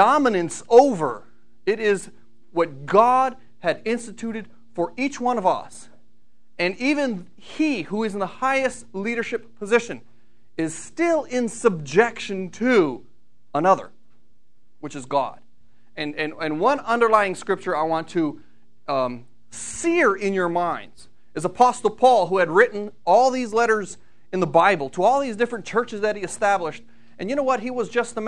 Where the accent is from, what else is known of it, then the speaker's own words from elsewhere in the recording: Brunswick Hills, Ohio, United States; I come from Brunswick Hills, Ohio